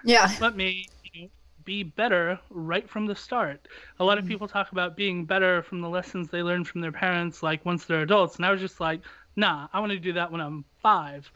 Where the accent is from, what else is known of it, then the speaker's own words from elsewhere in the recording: United States; as an American